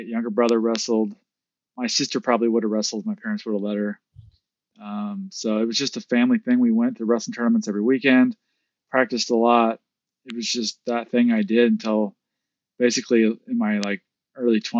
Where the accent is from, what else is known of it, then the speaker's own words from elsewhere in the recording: Kansas City, Missouri, United States; moved away; also born or lived in Mendocino; I grew up in the Midwest. So middle of the United States in a little, a community called Kansas City, Missouri